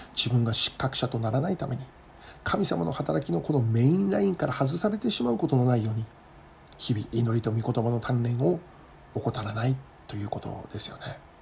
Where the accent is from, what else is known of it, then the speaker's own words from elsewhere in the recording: Kitami, Hokkaido, Japan; moved away as an adult; also born or lived in Tokyo; 私はもともと北海道の北見市 出身でですね